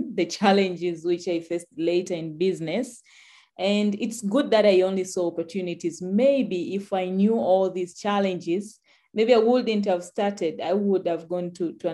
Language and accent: English; Tanzania; I'm from Tanzania, where agriculture is dominated by smallholder farmers